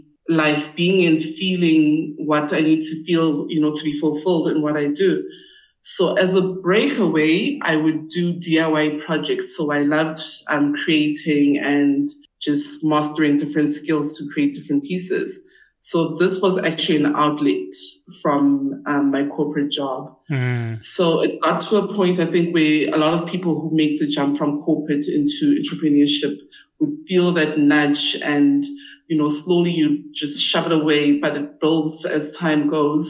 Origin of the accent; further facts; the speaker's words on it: Gauteng, South Africa; I grew up in and around Gauteng